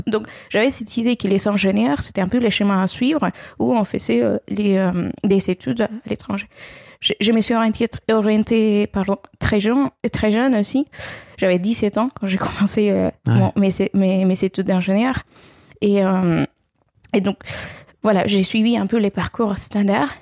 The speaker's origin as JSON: {"language": "French", "country": "Venezuela", "also_born_or_lived": "Caracas", "second_language": "French", "moved": "as an adult", "lives_now": "France", "said": "J'ai fait une grande partie de mes études euh, au Venezuela, mon pays d'origine"}